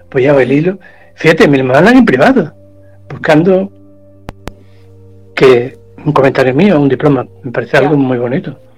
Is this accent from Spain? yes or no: yes; Córdoba, Andalusia, Spain; Voy a cantar un fragmento aquí voy a sacar mi lado cordobés, mi lado andaluz.